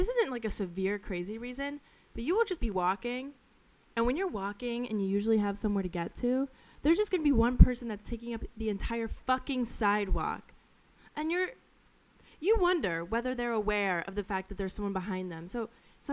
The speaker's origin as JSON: {"language": "English", "region": "Colorado", "country": "United States", "tie": "born or raised there", "moved": "as an adult", "lives_now": "New York City, United States", "said": "where I grew up in Colorado is very slow and very chill"}